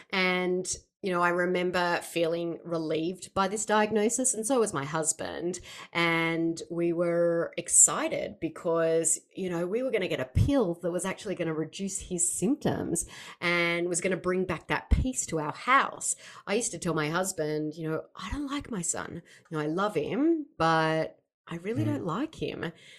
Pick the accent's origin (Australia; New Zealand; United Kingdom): Australia; now in Seattle, United States; I know I don't sound like it, I am from Australia, but I do live in Seattle, Washington